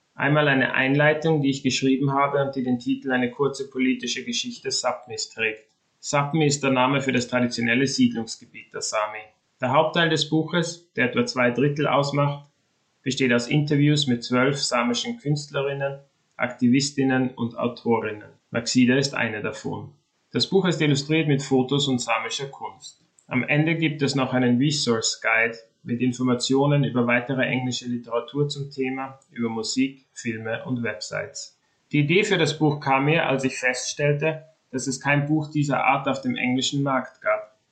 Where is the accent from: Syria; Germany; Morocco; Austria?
Austria; now in Sweden; Ich wurde in Österreich geboren und bin dort aufgewachsen, habe das Land aber vor rund 25 Jahren verlassen